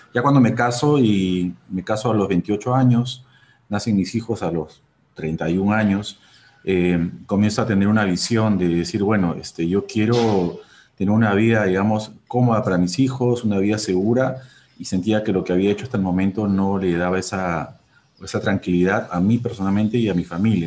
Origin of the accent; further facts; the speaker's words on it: Peru; mi país